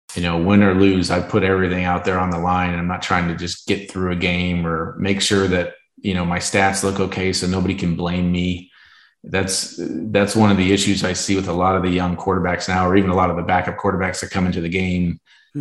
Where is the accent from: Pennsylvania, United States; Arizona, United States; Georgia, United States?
Arizona, United States; my hometown team